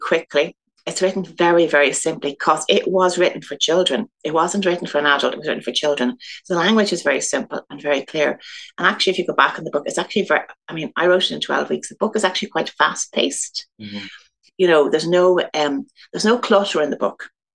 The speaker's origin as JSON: {"language": "English", "town": "Dublin", "region": "Leinster", "country": "Ireland", "tie": "born or raised there", "said": "I'm from Dublin. I grew up in Goatstown, and actually I'm not living too far from that still."}